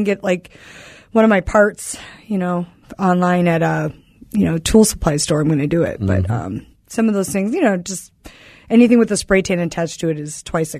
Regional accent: Green Bay, Wisconsin, United States; I'm from Wisconsin. We don't have a sexy accent.

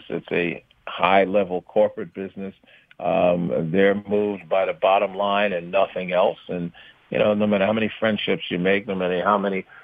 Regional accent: New York City, New York, United States; also born or lived in Brooklyn; I was born in Brooklyn. Um, you know, lived in Bed Stuy, East New York for a while, and then um, when my father got a city job, we moved to Queens

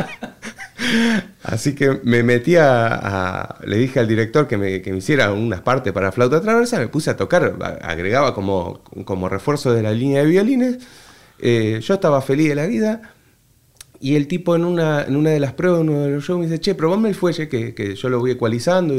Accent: Entre Ríos, Argentina; accent: litoral; moved away as an adult; also born or lived in Buenos Aires / Neuquén / Toledo, Spain; now in Madrid, Spain; yo nací en Buenos Aires. Viví parte de la niñez eh, y mi familia fue siempre de viajar mucho. Eh, vivimos un poco en Neuquén y después nos asentamos muchos años en Entre Ríos, en la zona del litoral. Entonces tengo un acento mucho más tranquilo, más pausado y no tan aporteñado

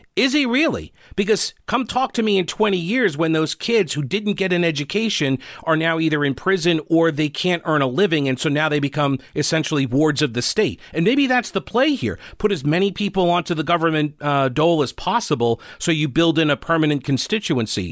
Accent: United States; now in North Carolina, United States; I'm originally from New York

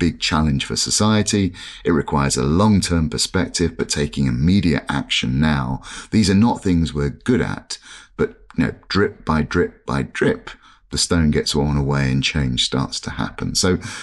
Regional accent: London, United Kingdom; when I was a kid growing up in London, it was typical London family

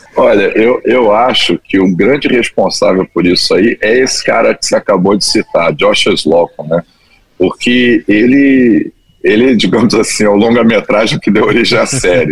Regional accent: Brasília, Federal District, Brazil; moved away as an adult; also born or lived in Cabo Frio / Rio de Janeiro; eu ser nascido e criado em Brasília, minha família é do Rio

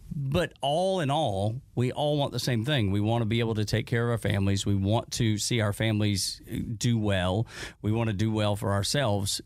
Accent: Dalton, Georgia, United States; accent: Appalachian; I grew up in Dalton, which is an, eh, is an industry town, but it is at the foothills of the Appalachians

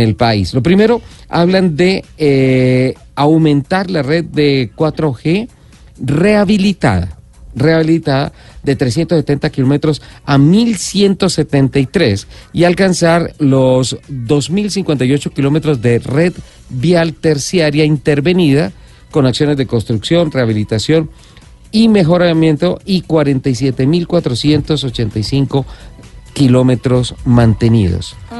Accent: Colombia

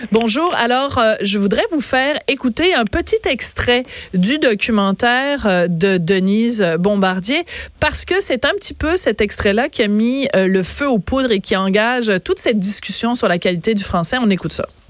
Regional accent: Bordeaux, Nouvelle-Aquitaine, France; accent: French; je suis née à Bordeaux en 1965

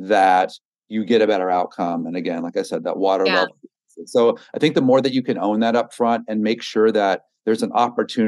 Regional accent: Texas, United States; moved away as an adult; also born or lived in Brooklyn, New York; I grew up in Texas

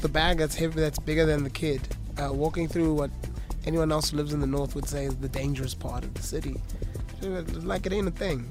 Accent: Johannesburg, Gauteng, South Africa; growing up in Johannesburg, catching a taxi from the East Rand

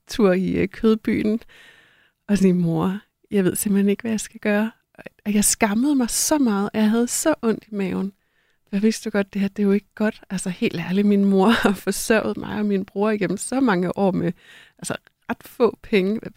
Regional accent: North Jutland, Denmark; Da jeg voksede op, jeg er fra Nordjylland og voksede op med øh, en øh, mor

